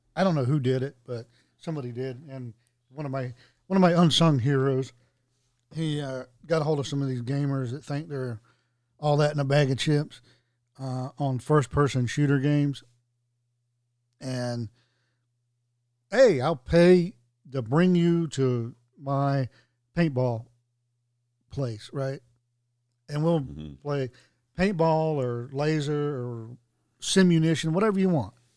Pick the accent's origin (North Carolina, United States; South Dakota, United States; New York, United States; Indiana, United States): North Carolina, United States; moved away; where I grew up in North Carolina